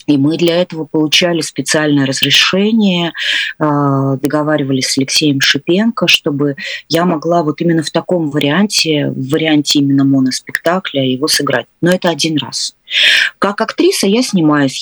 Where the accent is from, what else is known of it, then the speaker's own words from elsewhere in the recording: Narva, Ida-Viru County, Estonia; also born or lived in Leningrad; Я выросла, я не, я не родилась в Нарве, я родилась, э, в Ленинграде, но я выросла в Нарве.